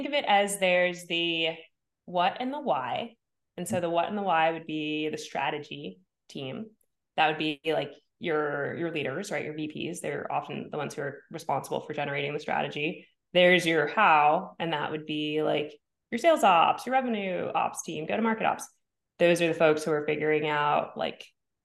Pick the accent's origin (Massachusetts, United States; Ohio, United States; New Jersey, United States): New Jersey, United States; also born or lived in Bay Area, California / New York; now in Los Angeles, United States; I'm from New Jersey